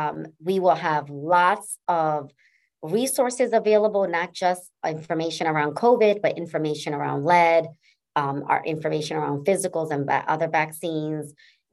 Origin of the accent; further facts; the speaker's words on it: New Haven, Connecticut, United States; I was raised in Fairhaven, section of New Haven, and saw a lot of social determinants that was impacting that community.